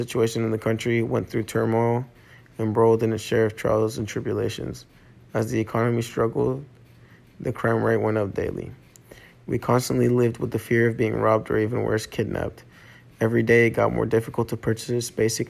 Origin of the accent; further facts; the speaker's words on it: Maracaibo, Zulia, Venezuela; Growing up in Venezuela